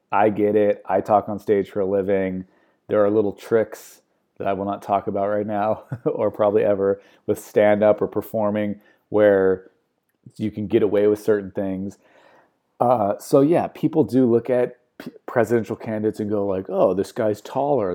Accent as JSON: {"language": "English", "country": "United States", "said": "I'm American"}